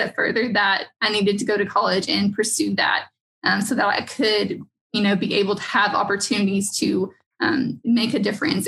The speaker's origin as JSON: {"language": "English", "town": "McMinnville", "region": "Tennessee", "country": "United States", "tie": "born or raised there", "said": "I grew up in McMinnville"}